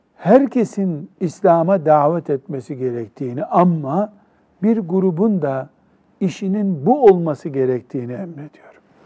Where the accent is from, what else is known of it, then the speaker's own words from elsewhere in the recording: Turkey; Memleketimiz Türkiye